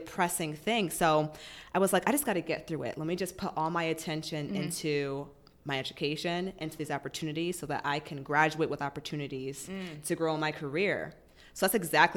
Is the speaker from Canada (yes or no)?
no; Massachusetts, United States; moved away; I'm originally from Massachusetts